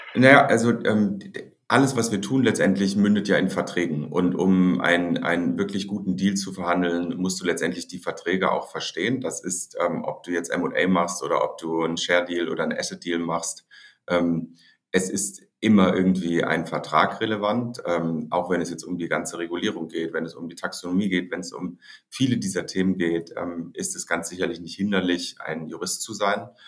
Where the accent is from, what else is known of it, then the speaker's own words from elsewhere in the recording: Hamburg, Germany; also born or lived in Heidelberg; Ich bin geboren in Hamburg